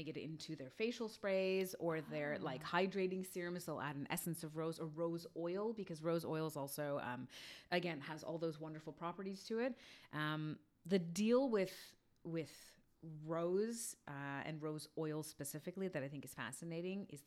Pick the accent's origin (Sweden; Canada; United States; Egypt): Canada; Toronto, Ontario; I am a North York girl, and then I'm now living in Toronto